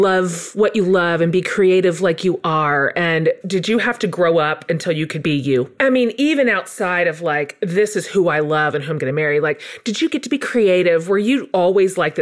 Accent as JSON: {"language": "English", "town": "Wichita", "region": "Kansas", "country": "United States", "tie": "born or raised there", "said": "I grew up in Kansas, right next door to you"}